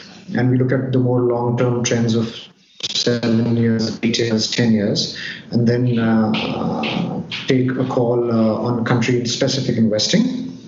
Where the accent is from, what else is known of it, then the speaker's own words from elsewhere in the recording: India; moved away as an adult; also born or lived in New York / London / Dubai / Singapore; Well, born, brought up in India, but over the last 14 to 15 years, I have stayed in 6 or 7 different countries. Of course, India is my base, but I've stayed in New York, London, Dubai, Singapore. I'm still very Indian at heart